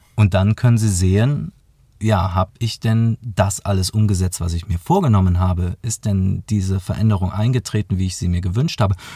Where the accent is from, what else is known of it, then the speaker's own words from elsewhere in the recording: near Aachen, between Aachen and Cologne, North Rhine-Westphalia, Germany; moved away as an adult; now in Munich, Germany; gar nicht hier aus München, sondern aus der Nähe von Aachen, zwischen Aachen und Köln.